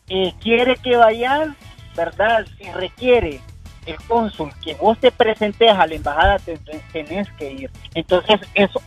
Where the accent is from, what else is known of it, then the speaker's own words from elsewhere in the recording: Honduras; tenemos residencia americana nosotros y eh, tenemos también la, eh, que somos hondureños.